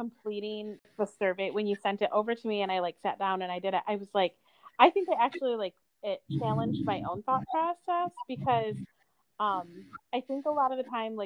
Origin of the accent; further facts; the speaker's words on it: United States; I'm American. I was born and raised here